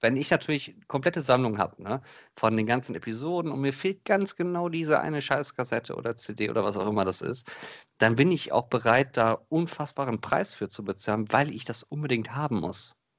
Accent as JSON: {"language": "German", "town": "Krefeld", "region": "North Rhine-Westphalia", "country": "Germany", "tie": "born or raised there", "said": "bei uns in Krefeld, also in der Stadt, wo ich aufgewachsen bin"}